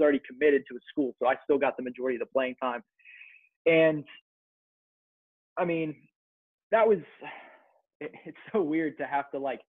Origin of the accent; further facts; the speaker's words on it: North Versailles, Pennsylvania, United States; also born or lived in West Chester, Pennsylvania; So I'm from North Versailles, Pennsylvania, which is 10 miles east of Pittsburgh. And so I went to East Allegheny High School, went to EA my entire life.